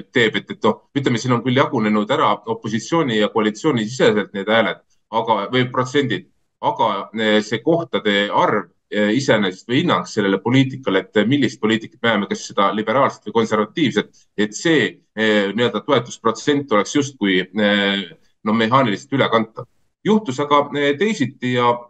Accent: Estonia; meie kodumaale

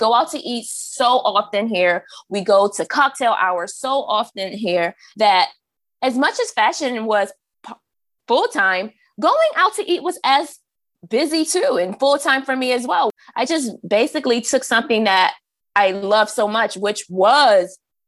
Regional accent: Maryland, United States; also born or lived in New York; I'm from Maryland and I have ties to the South through my dad's family, the North through my mother's family

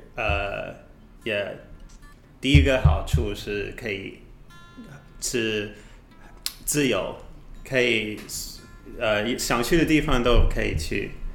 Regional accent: United Kingdom; Chinese is a second language; moved away as an adult; now in Taiwan; 我来自英国，呃，在台湾，已经住一年半

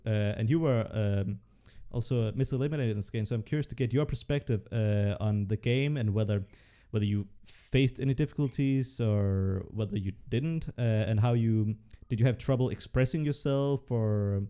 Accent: Denmark; English is a second language; And I'm from Denmark, and even though, like, for a Dane, I speak English well

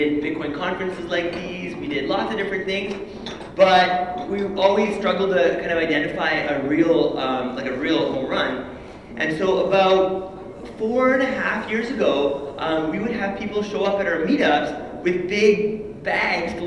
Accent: Canada; So I was born and raised in Canada.

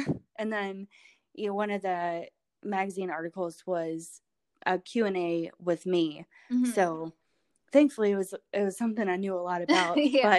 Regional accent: Louisville, Kentucky, United States; also born or lived in Knoxville, United States; Well, I was born in Knoxville, so okay, pretty close, but I grew up here and I love Louisville.

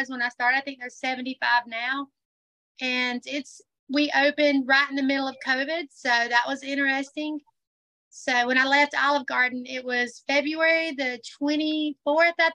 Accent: Tifton, Georgia, United States; I was born and raised in Tifton, went to Tift County High School

